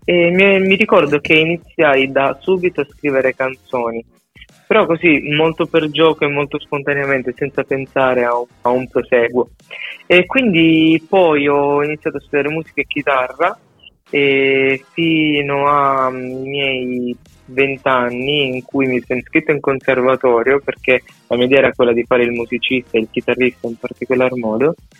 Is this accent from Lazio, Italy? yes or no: no; Sicily, Italy; moved away as an adult; del mio paese in Sicilia